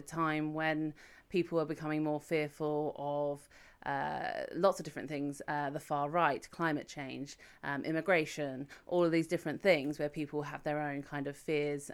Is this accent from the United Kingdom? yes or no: yes; United Kingdom; I'm British. I've never been to an American high school